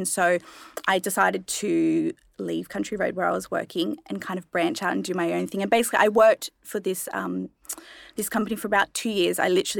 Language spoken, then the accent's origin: English; Central Coast, New South Wales, Australia; also born or lived in Adelaide, South Australia / Penrith, Sydney / Terrigal; we moved to the Central Coast.